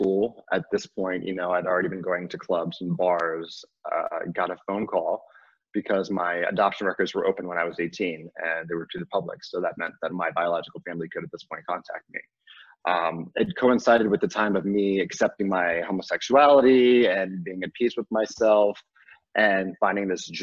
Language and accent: English; Virginia, United States; also born or lived in North Carolina; I was adopted from North Carolina and brought to Virginia, where I was raised